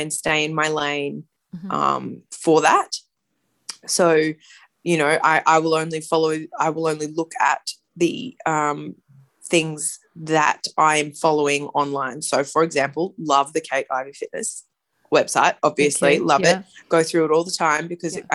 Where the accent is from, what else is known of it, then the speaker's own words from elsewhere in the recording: Brisbane, Queensland, Australia; now in Sydney, Australia; live in Sydney, but I grew up in Brisbane in Queensland